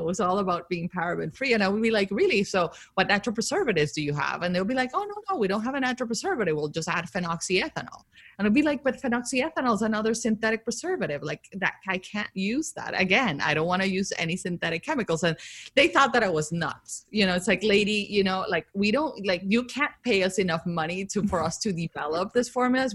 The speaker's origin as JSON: {"language": "English", "country": "Colombia", "tie": "born or raised there", "moved": "yes", "said": "growing up in Colombia with like this family that is obsessed with beauty"}